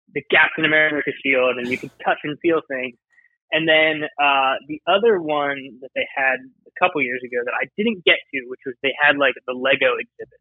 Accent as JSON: {"language": "English", "area": "near Philadelphia", "region": "Pennsylvania", "country": "United States", "tie": "born or raised there", "said": "growing up near Philly"}